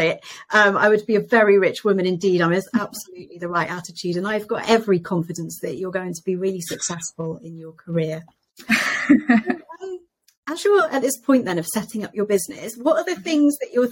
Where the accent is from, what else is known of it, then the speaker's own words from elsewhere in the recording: United Kingdom; me as a British person